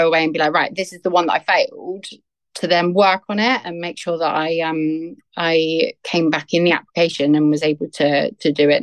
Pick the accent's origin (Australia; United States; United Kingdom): United Kingdom; Southampton, South East England; I'm born and bred in Southampton, which is a town on the south coast of England